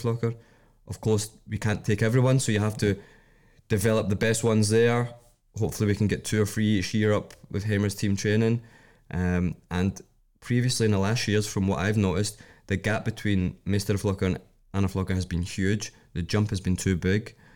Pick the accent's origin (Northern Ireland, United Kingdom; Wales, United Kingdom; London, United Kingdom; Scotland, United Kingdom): Scotland, United Kingdom; moved away as an adult; now in Iceland; I'm coming from Scotland